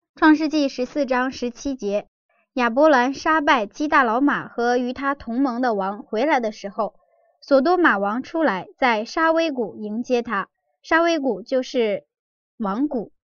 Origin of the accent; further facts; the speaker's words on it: China; 我们中国人